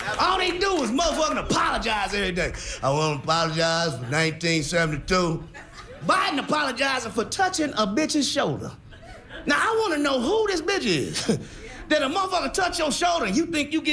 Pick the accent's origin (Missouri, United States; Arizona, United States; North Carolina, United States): Missouri, United States; Kansas City; I'm from Kansas City, Missouri